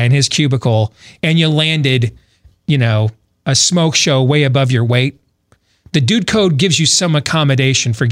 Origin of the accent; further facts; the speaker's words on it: United States; as an American